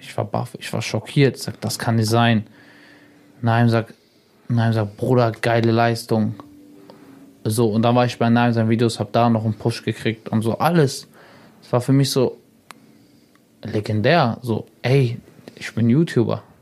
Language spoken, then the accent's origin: German; Salzgitter, Lower Saxony, Germany; also born or lived in Braunschweig; ich komme mhm. aus Braunschweig, aus Salzgitter, Braunschweig